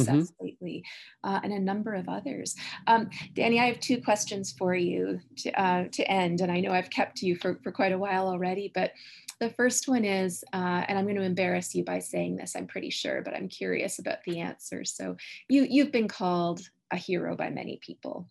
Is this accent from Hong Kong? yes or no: no; Canada; I'm a Canadian, that I'm a Canadian citizen